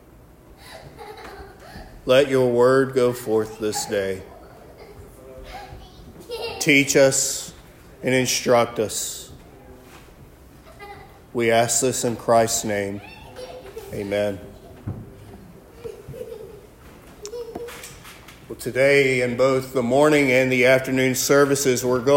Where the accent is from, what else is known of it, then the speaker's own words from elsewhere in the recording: Alabama, United States; moved away; also born or lived in Iraq; I'm from Alabama